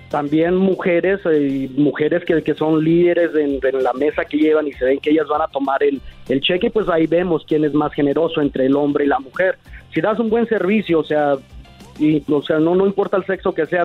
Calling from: Denver, Colorado, United States; Yo estoy en Denver, Colorado.

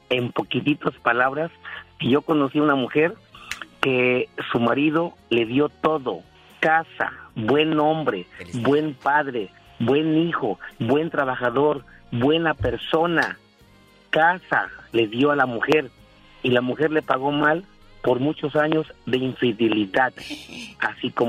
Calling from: Modesto, California, United States; de Modesto, ¿ok?

